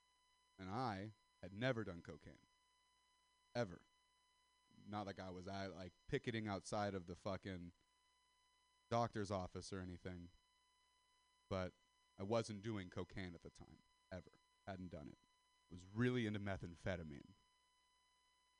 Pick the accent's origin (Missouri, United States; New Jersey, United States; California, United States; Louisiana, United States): California, United States; I'm white, I'm from Sister Valley, California